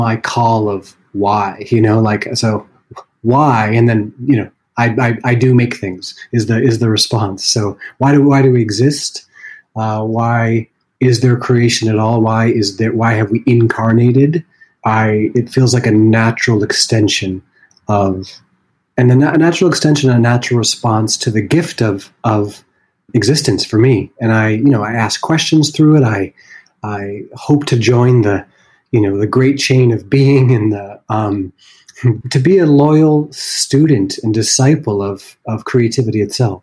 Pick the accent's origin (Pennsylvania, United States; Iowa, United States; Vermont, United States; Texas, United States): Vermont, United States; I grew up in Vermont